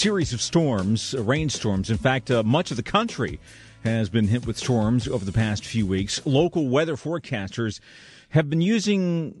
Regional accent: Florida, United States; moved away; when I grew up in Florida, we get hurricanes all the time.

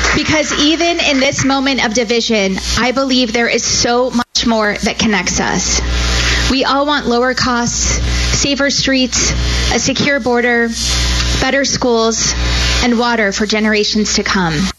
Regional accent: Arizona, United States; I was born and raised in Arizona

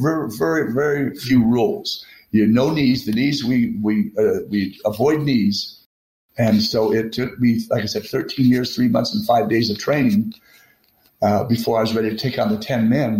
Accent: Texas, United States; I'm a Texan

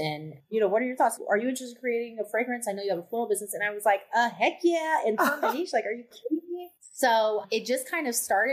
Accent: Bay Area, Northern California, United States; moved away as an adult; also born or lived in Chicago; now in Los Angeles, United States; I grew up in the Bay Area

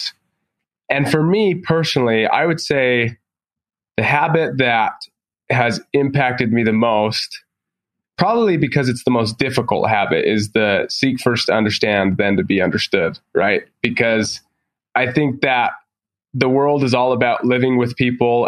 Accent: Provo, Utah, United States; I grew up in Provo next to BYU

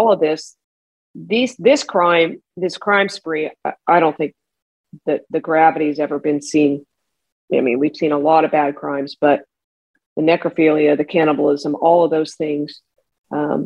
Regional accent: Sacramento, California, United States; I grew up in Sacramento

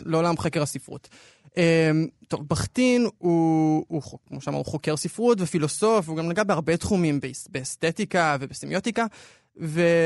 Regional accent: Israel; אנחנו ישראלים

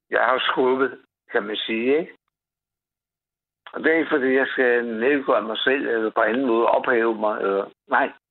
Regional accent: Copenhagen, Capital Region of Denmark, Denmark; also born or lived in Vesterbro / Tingbjerg / Brønshøj; jeg er født og opvokset på Amager.

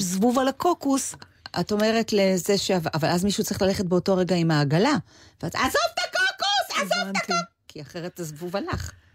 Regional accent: Israel; also born or lived in Los Angeles, United States; אני הרי באה מישראל

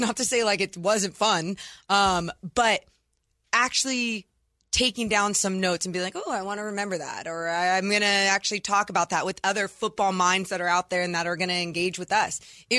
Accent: Sacramento, California, United States; born or raised there

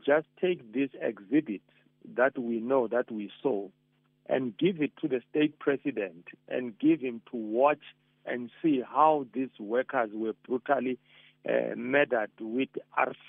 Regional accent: South Africa; as South African

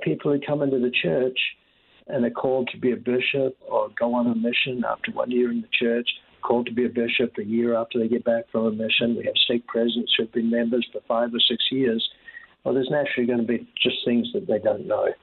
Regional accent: New Zealand; moved away as an adult; when I was very young uh, in New Zealand, I think the experiences of growing up in the Pacific

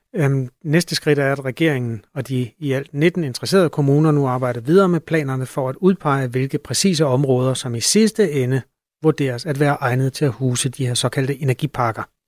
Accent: Denmark; som dansker

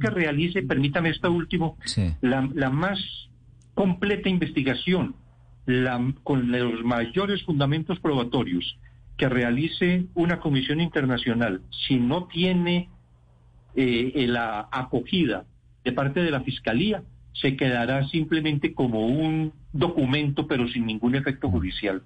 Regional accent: Colombia; mi país

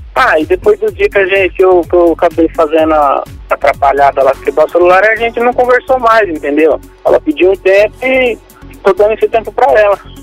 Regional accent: Loanda, Paraná, Brazil; Eu sou de Luanda, Paraná

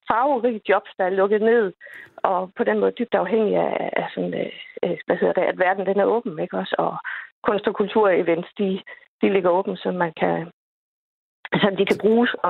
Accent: Lolland, Zealand, Denmark; jeg skal til København, øh, og så er jeg afsted fra fra, fra min fødeby øh, på mhm. Lolland.

